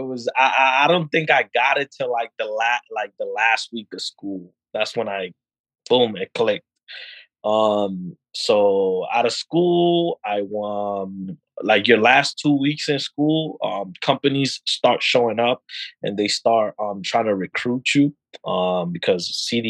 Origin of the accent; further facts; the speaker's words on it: New York, United States; But you know, like I'm a New Yorker, so I'm like, I'm done with the 1 hour, 2 hour commute.